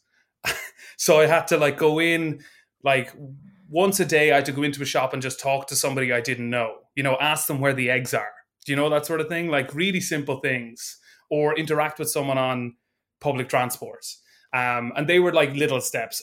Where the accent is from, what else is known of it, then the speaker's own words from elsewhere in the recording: Ireland; also born or lived in Dublin; I am an Irish improviser